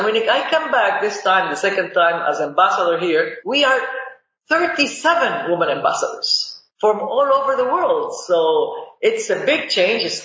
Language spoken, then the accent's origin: English; Lebanon; also born or lived in Boston, United States; now in United States; the Middle East, where I'm from. I'm from Lebanese origin, and the war in Lebanon is what brought me here to the United States.